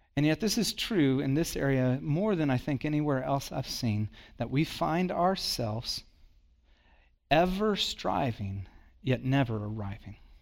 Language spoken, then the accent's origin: English; Texas, United States; I was born in Texas